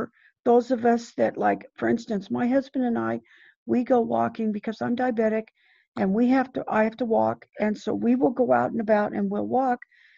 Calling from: Fresno, California, United States; I'm from Fresno, California.

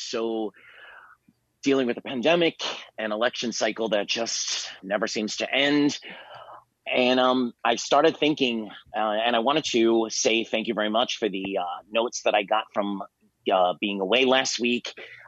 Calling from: Miami, Florida, United States; I am calling in from Miami, Florida

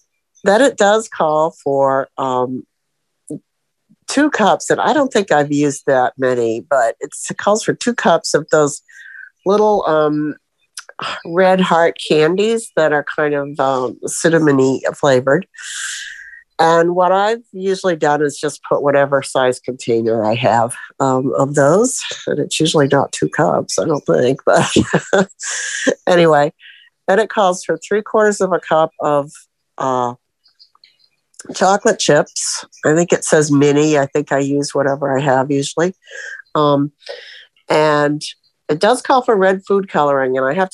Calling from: Sebring, Florida, United States; And I'm from Sebring, Florida, where we feel like it's kind of cold today

